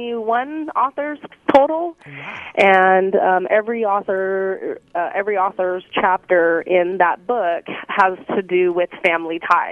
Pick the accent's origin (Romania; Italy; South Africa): Italy; also born or lived in Greece; now in Seattle, United States; Well, I grew up in overseas. I was raised in Italy and Greece.